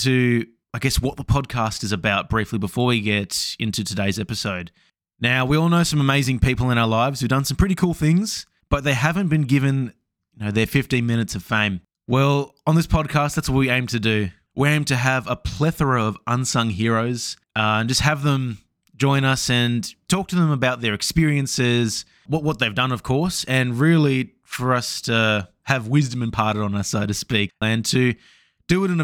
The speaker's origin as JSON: {"language": "English", "town": "Brisbane", "region": "Queensland", "country": "Australia", "said": "I'm from Brisbane"}